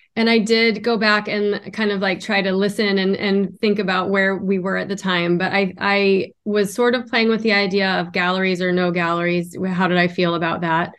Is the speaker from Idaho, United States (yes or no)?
yes; Idaho, United States; now in Miami, United States; I live in Miami, Florida, and originally I'm from Idaho, so that was a big switch in my life